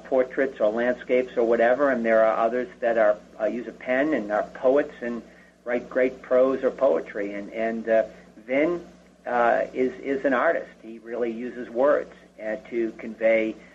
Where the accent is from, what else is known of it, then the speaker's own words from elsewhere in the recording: Boston, Massachusetts, United States; growing up in Boston